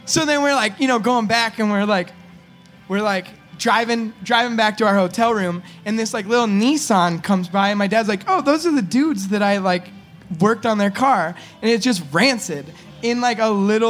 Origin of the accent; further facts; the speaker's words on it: California, United States; we're from California